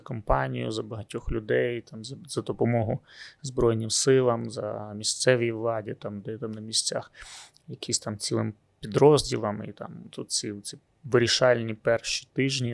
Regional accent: Luhansk, Luhansk Oblast, Ukraine; moved away; я сам з Луганська

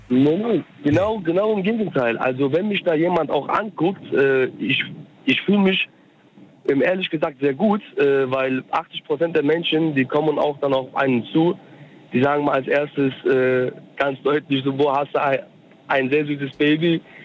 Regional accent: Germany; also born or lived in Cologne, Germany; ich bin Türke mhm. aus der Türkei, bin aber in Deutschland geboren

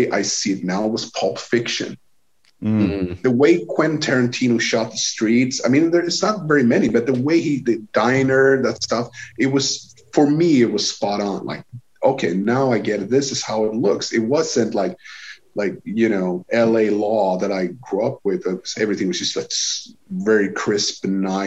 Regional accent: East Coast, Sweden; English is a second language; I come from the East Coast

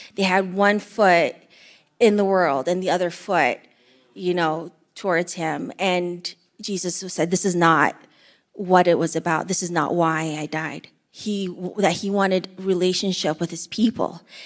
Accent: Windsor, Ontario, Canada; also born or lived in Eritrea / Greece; we grew up in the Windsor housing area

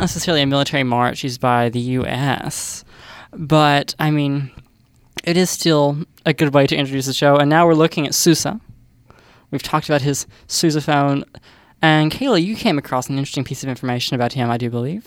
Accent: the South, United States; accent: southern; my southern accent

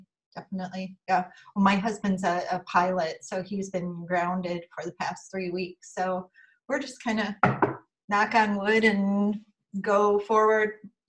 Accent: Chicago, Illinois, United States; And she's from Chicago, which is my hometown too.

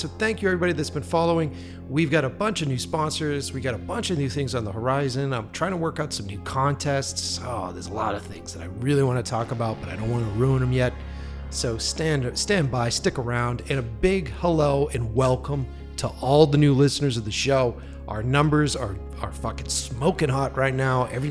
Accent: East Coast, United States; now in Los Angeles, United States; you're talking to an East Coast kid

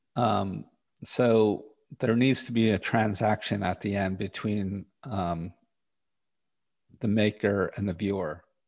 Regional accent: New York City, New York, United States; I grew up in Park Slope in Brooklyn.

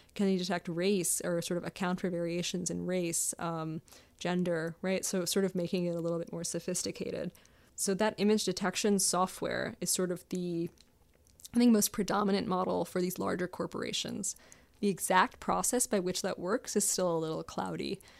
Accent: Maryland, United States; I grew up in Maryland

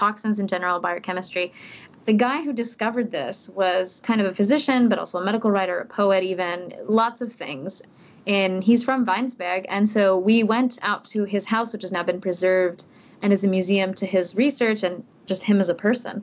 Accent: United States; moved away as an adult; also born or lived in United Kingdom; now in Germany; I'm also American.

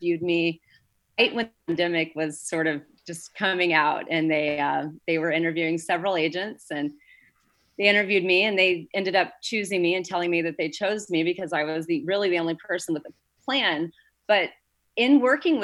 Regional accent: Indiana, United States; moved away as an adult; now in Santa Barbara, United States; I was born and raised in Indiana, and I came here in 2002

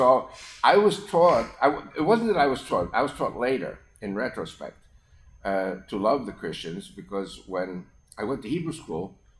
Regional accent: New York, United States; first language Spanish; English is a second language; moved away; also born or lived in Israel; they were Spanish-speaking Argentinian Jews. And they moved to New York, and I was born a few months later. So I'm American-born, but okay. I spoke Spanish first in my home.

